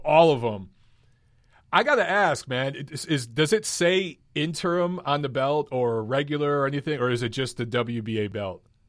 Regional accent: Detroit, Michigan, United States; moved away; Detroit, my hometown

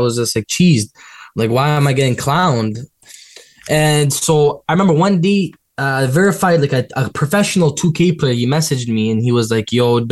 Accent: Toronto, Ontario, Canada; I was born in Toronto

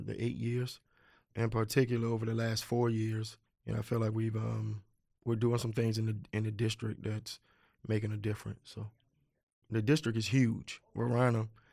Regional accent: Richmond, Virginia, United States; also born or lived in eastern Henrico County, Virginia; I came to Richmond when I was seven, and I went to, uh, now closed, uh, Robert E. Lee Elementary School.

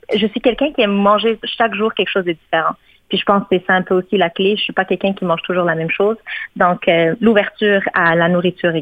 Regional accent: Morocco; now in Canada; mon pays d'origine, le Maroc

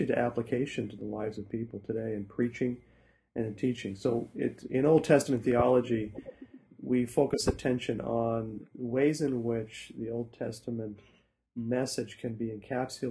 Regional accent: Saskatchewan, Canada; moved away as an adult; also born or lived in Toronto / Truro, Nova Scotia; now in Hamilton, Canada; grew up in Canada, grew up in Saskatchewan

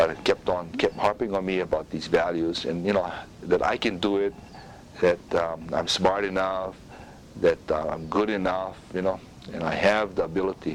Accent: Honolulu, Hawaii, United States; it was a challenge. We were on welfare and everything at the time. And growing up there

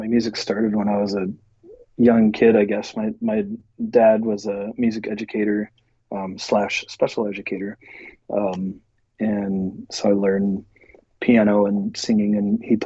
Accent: central Nebraska, United States; moved away as an adult; also born or lived in Lincoln, Nebraska / Los Angeles; now in Seattle, United States; I originally grew up in central Nebraska

